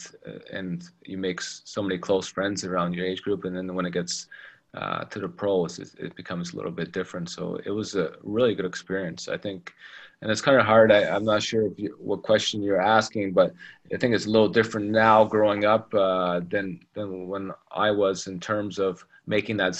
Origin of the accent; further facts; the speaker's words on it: Toronto, Ontario, Canada; first language English; moved away as an adult; now in Russia; growing up in Toronto